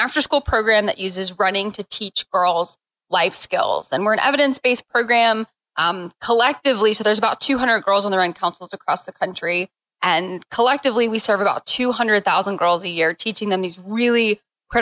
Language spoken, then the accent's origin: English; St. Louis, Missouri, United States; So I grew up in St. Louis and just growing up in St. Louis, part of that is just you play soccer